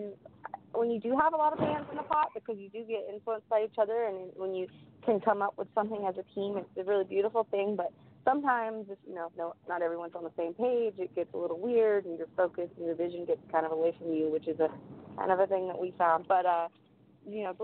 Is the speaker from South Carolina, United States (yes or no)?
yes; South Carolina, United States; accent: Southern; I am really Southern. I was born and raised in South Carolina.